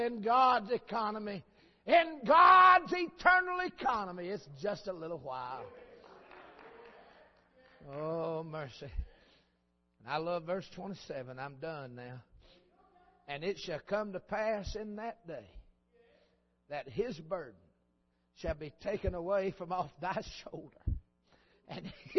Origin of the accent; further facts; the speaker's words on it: United States; I'm an American